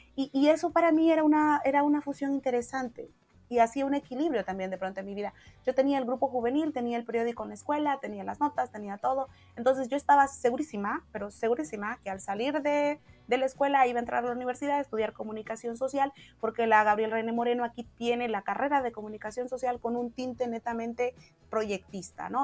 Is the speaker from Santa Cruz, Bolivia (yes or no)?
yes; Santa Cruz de la Sierra, Santa Cruz, Bolivia; Entonces migraron hacia Santa Cruz y nada, es el lugar que conocí, lo único que conocí, por eso mi acento y conozco mis raíces también, pero sí, el acento se quedó